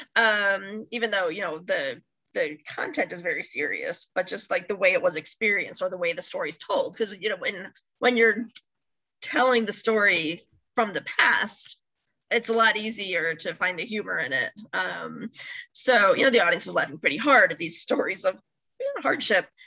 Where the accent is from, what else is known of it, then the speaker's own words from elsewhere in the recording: Chicago, Illinois, United States; now in Michigan, United States; I grew up in the Chicago area